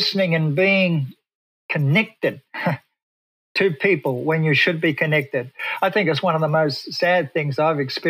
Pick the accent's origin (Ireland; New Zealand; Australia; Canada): Australia; moved away as an adult; now in Pasadena, United States; I come from Australia.